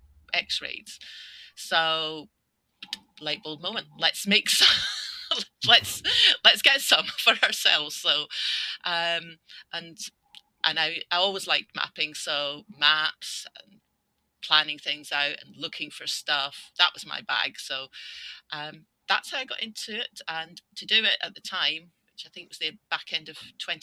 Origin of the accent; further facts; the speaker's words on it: Scotland, United Kingdom; also born or lived in north of England; now in England, United Kingdom; I'm Scottish, living in the north of England. Exiled there